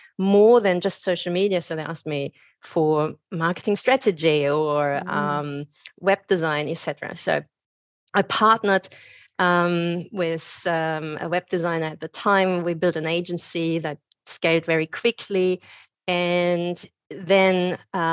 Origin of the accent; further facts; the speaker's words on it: Germany; moved away as an adult; also born or lived in Australia; now in Byron Bay, Australia; I'm originally from Germany